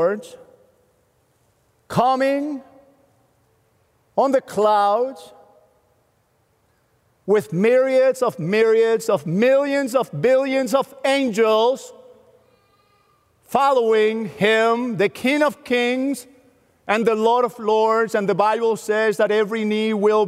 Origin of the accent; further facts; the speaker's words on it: Venezuela; moved away as an adult; now in United States; a guy who was born and raised in Venezuela, who came to the U.S. with $200 in 1991